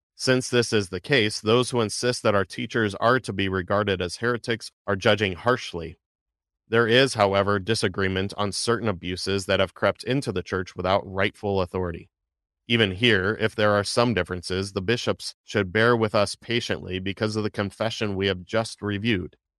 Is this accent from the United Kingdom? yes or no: no; United States; as American Christians